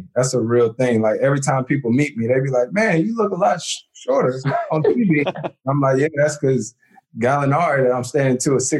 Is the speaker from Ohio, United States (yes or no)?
no; Winston-Salem, North Carolina, United States; I'm born and raised in Winston, right?